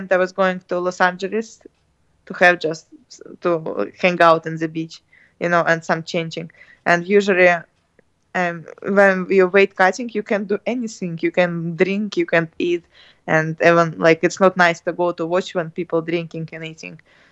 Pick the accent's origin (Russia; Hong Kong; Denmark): Russia; English is a second language; We're from Russia